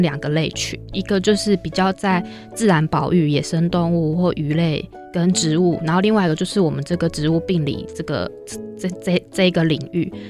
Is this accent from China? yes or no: no; Taichung, Taiwan; moved away as an adult; also born or lived in Chiayi / Meinong, Kaohsiung; 我是台中人。